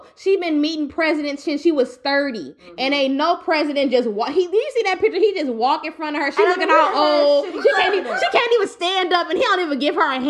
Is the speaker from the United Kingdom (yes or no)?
no; Louisiana, United States; I am from Louisiana. By way of Southside